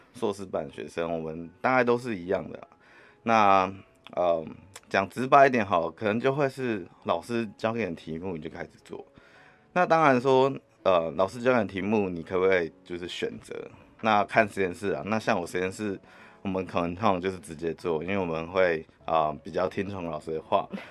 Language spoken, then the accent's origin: Chinese; Hualien, Hualien County, Taiwan; moved away as an adult; 我故乡是在花莲